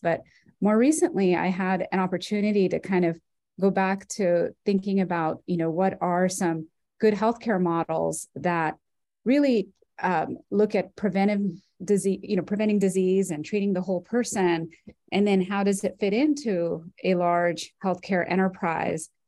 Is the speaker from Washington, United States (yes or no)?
no; Orange County, California, United States; I'm from Orange County, California. I grew up uh, in this in the county that I'm now working